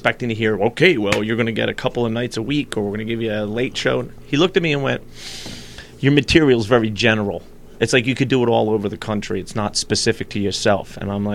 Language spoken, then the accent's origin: English; New Jersey, United States; also born or lived in Philadelphia, Pennsylvania / New York; now in Los Angeles, United States; I was born in Philly, and I was by law moved to New Jersey in South Jersey. So I kind of pretty much grew up in the South Jersey area